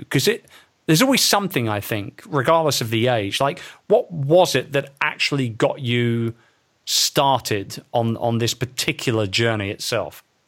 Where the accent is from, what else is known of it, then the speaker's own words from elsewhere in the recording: London, United Kingdom; my hometown of London